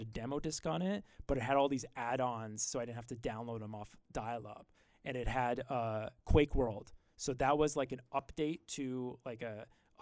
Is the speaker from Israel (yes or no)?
no; Grimsby, Ontario, Canada